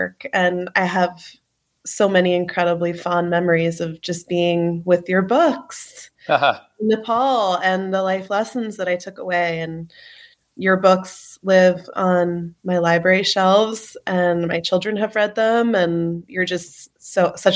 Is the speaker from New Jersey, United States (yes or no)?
yes; New Jersey, United States; I'm from New Jersey. I grew up going to public school